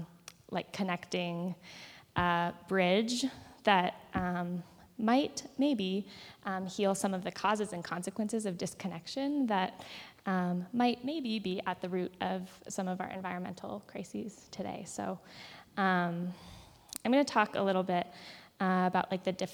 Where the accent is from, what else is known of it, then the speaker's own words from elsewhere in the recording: Boulder, Colorado, United States; also born or lived in Durham, North Carolina; growing up in Boulder